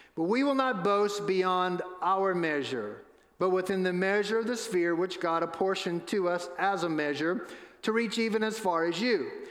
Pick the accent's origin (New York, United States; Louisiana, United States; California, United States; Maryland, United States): Louisiana, United States; New Orleans; I was born and raised in New Orleans